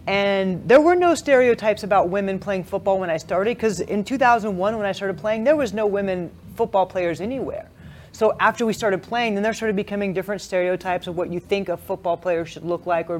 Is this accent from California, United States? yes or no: yes; California, United States; also born or lived in Hawaii; I was born in California, lived in Hawaii, and moved back to California for the rest of my elementary and high school years.